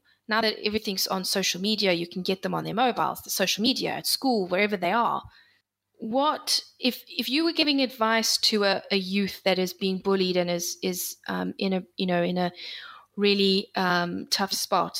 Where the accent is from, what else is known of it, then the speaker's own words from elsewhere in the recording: South Africa; I grew up in South Africa. I moved from one part of South Africa to another